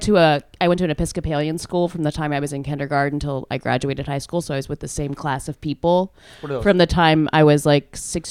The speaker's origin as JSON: {"language": "English", "region": "Georgia", "country": "United States", "tie": "born or raised there", "said": "I'm from Georgia, okay?"}